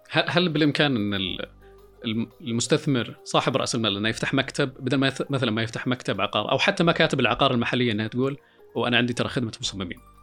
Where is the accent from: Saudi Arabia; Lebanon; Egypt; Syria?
Saudi Arabia; عندنا في السعوديه